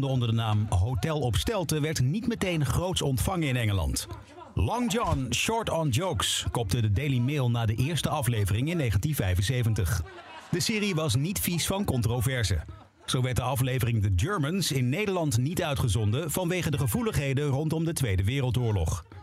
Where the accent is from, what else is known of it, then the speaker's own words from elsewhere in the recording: Yemen; moved away as an adult; now in Netherlands; Ik kom uit Jemen. En waarom ben je hierheen gekomen? Ja, ah, ik vlucht voor de oorlog eigenlijk in Jemen.